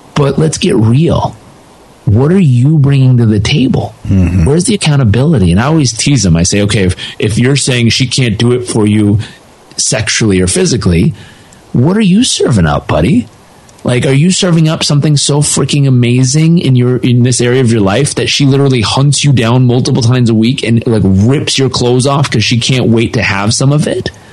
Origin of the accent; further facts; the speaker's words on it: Southern California, United States; I grew up in Southern California